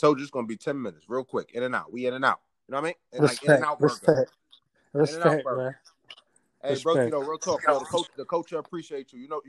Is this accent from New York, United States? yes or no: yes; New York City, New York, United States; I'm from New York. Oh, you know that. I'm from New York. I'm from Brooklyn.